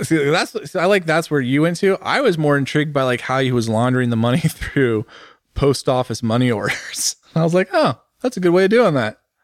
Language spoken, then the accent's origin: English; United States; also born or lived in Italy; me as an American, as a capitalist